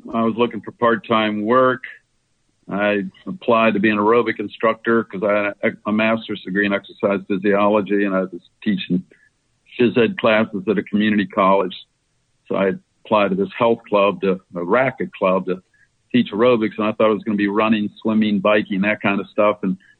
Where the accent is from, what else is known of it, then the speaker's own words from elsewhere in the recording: Maryland, United States; also born or lived in Hawaii / Baltimore; I'm from Hawaii and then Maryland